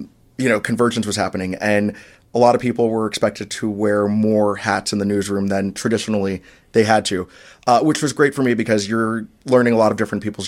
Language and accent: English; Orlando, Florida, United States; moved away as an adult; also born or lived in South Bend / Charleston; now in Milwaukee, United States; in my hometown in Orlando